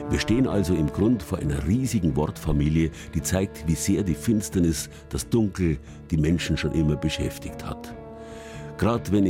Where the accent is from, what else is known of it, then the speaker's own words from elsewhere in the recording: Bavaria, Germany; Eigentlich ist das Wort dunkel bei uns in Franken, Schwaben und Altbayern unbekannt. Bei uns heißt es finster.